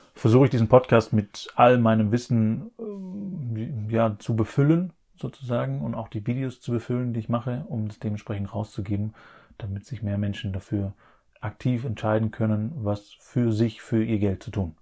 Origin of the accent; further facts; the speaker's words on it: Black Forest, Baden-Württemberg, Germany; bei mir im Elternhaus im Schwarzwald, wo ich aufgewachsen bin